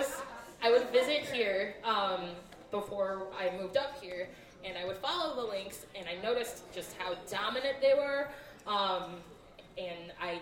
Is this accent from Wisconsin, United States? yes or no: yes; Milwaukee, Wisconsin, United States; I was born and raised in Milwaukee. I went to school in Madison, Go Badgers.